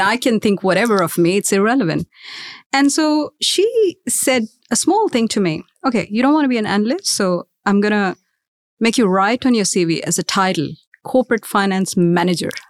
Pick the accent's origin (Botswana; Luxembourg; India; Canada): India; Mumbai, Maharashtra; moved away as an adult; now in Australia; I was raised in India, in Mumbai to be specific